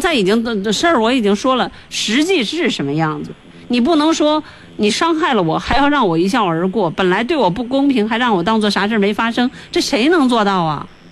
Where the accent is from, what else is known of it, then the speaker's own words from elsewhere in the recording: Chengde, Hebei, China; 因为我我是承德人嘛，像那个劲儿啊什么的，这也是我们当地的方言。